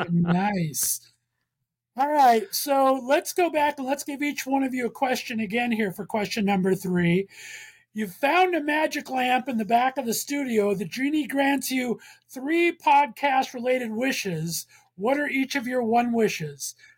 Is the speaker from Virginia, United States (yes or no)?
no; Los Angeles, California, United States; moved away as an adult; now in Northeast Ohio, United States; I'm from Los Angeles. So okay. I was born and raised there for 29 years before I've been banished to Northeast Ohio for the past 20